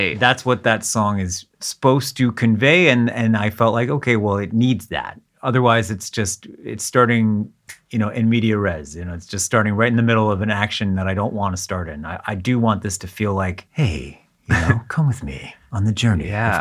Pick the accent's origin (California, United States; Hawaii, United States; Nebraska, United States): California, United States; Southern; moved away as an adult; also born or lived in Israel / Boston area; now in Boston, United States; We moved from Israel to Southern California, which is where I grew up mm. and spent the first 18 years of my life